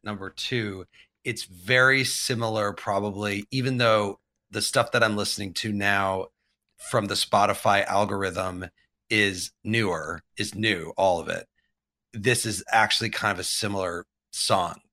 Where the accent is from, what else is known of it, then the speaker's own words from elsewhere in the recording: Champaign, Illinois, United States; I grew up in, uh, Champaign, Urbana, Illinois, which is right in the middle of Illinois.